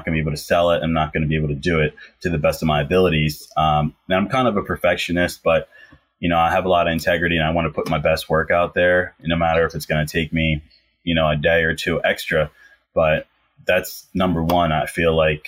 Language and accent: English; Philadelphia, Pennsylvania, United States; I'm from the Philly area